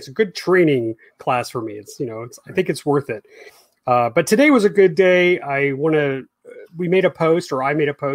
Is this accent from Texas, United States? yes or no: yes; Houston, Texas, United States; I grew up in A-Leaf, which is a suburb, and that's out in West Houston.